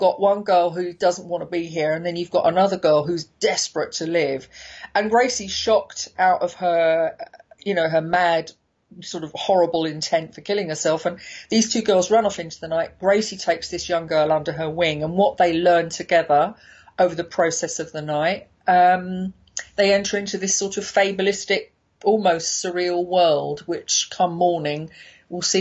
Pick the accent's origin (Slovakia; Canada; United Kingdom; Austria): United Kingdom; London; as a Londoner